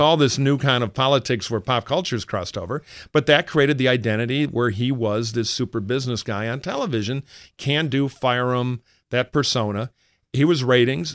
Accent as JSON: {"language": "English", "region": "Michigan", "country": "United States", "tie": "born or raised there", "moved": "yes", "lives_now": "California, United States"}